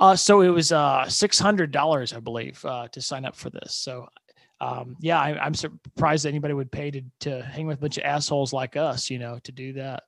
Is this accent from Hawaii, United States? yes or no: no; Fort Wayne, Indiana, United States; moved away as an adult; now in Austin, United States; my hometown is uh, Fort Wayne, Indiana, and uh, growing up there